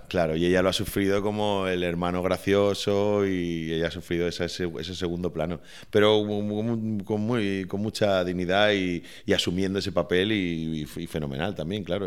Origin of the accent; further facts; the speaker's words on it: Valencian Community, Spain; ese carácter festivo de, los valencianos y, mío en particular